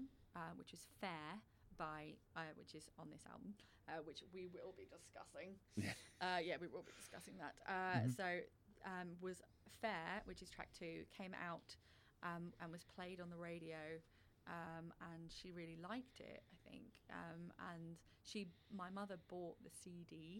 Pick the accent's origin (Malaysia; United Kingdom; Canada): United Kingdom; now in Australia; as a British person